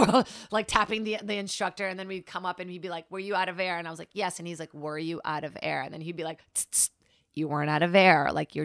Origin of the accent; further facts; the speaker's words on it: Brazil; moved away; I'm from Brazil, born in Rost.